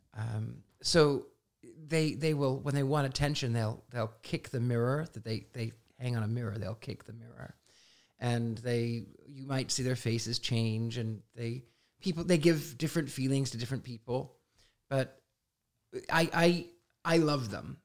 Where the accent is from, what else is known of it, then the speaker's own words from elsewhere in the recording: Midwest, United States; I was an odd, strange, weird, unusual kid growing up in the Midwest